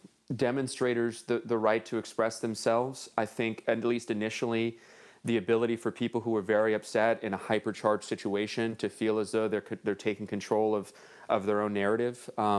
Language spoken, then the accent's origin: English; Los Angeles, California, United States; I grew up in Northeast LA, and there's parts of Los Angeles where you hear notoriously cops don't go in.